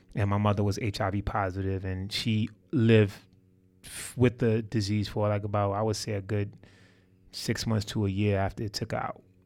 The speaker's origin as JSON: {"language": "English", "town": "New York City", "region": "New York", "country": "United States", "tie": "born or raised there", "said": "I'm from Harlem, New York City. Um, you know, uh, Polo Ground Projects to be exact"}